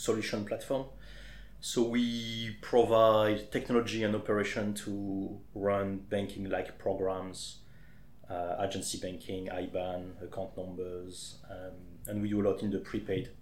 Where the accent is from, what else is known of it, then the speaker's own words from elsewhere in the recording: Champagne, Grand Est, France; accent: French; English is a second language; moved away as an adult; now in Leatherhead, United Kingdom; I'm originally from the Champagne area in France.